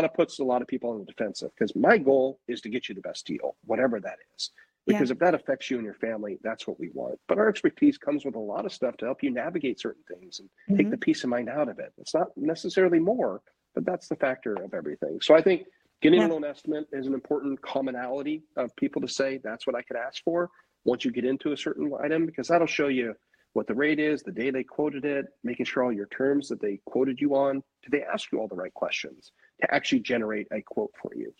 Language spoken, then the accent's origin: English; Portland, Oregon, United States; also born or lived in California; now in Lake Oswego, United States; where I grew up in Southeast Portland